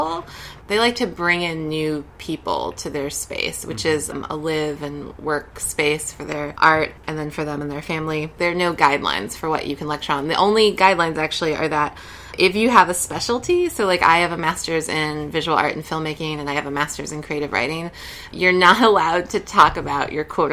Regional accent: San Antonio, Texas, United States; moved away as an adult; also born or lived in Olympia, Washington; now in New York, United States; I grew up in San Antonio, Texas

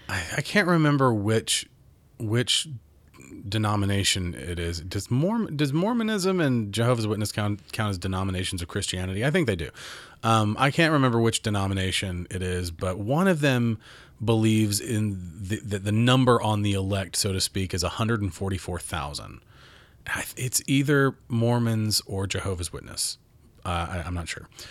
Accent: Mount Juliet, Tennessee, United States; I was raised in Nashville, Mount Juliet, east of Nashville.

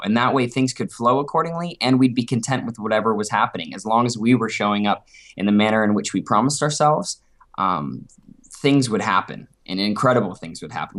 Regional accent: Beaverton, Oregon, United States; I'm from Portland, Oregon originally. Well, suburbia, Beaverton, Oregon, just outside

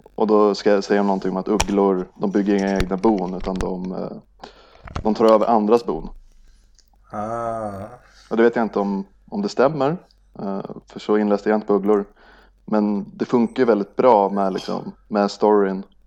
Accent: Norrland, Sweden; när jag var liten och bodde i Norrland

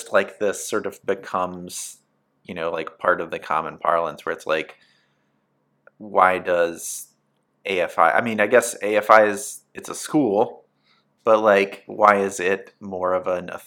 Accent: United States; we're Americans

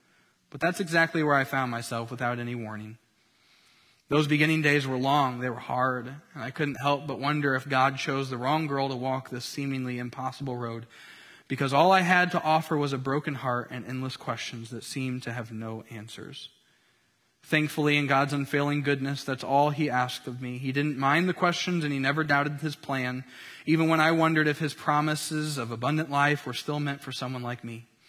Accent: Tennessee, United States; moved away as an adult; now in Southern California, United States; wife and mama of two boys, ages 2 and 4, living in Southern California after a cross-country move from my home state of Tennessee.

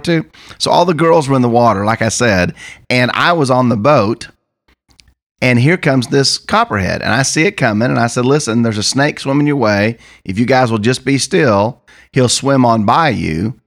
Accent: Missouri, United States; also born or lived in Oklahoma; I come from Missouri

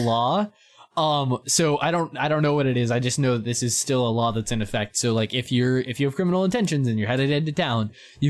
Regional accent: United States; I'm the American on the podcast

